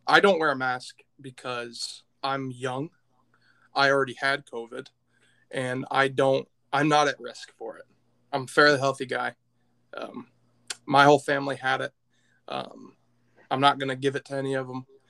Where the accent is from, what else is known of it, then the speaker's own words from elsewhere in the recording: Michigan, United States; I'm from Michigan